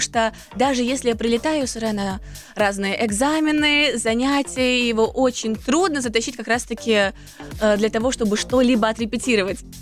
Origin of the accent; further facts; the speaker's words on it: Almaty, Kazakhstan; moved away as an adult; also born or lived in Moscow; Я родилась в Алматы